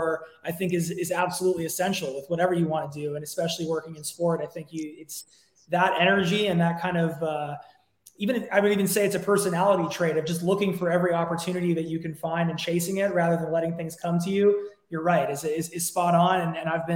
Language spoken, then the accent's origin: English; Los Angeles, California, United States; I am an American, born and raised here in Los Angeles. Actually, I'm an LA local